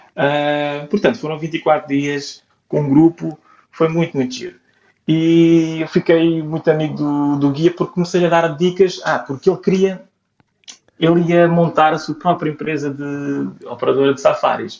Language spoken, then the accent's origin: Portuguese; Portugal; also born or lived in Amsterdam / Copenhagen; Como bom português